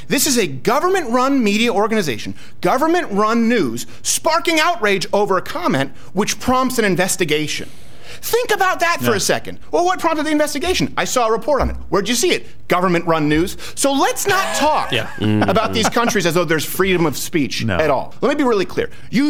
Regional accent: Canada; now in United States; I grew up in Canada. I don't want to go back there

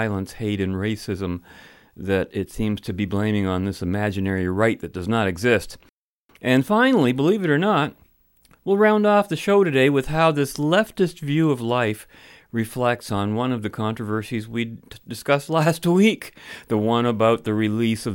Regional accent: London, Ontario, Canada; London, Ontario, I'm referring to, my hometown.

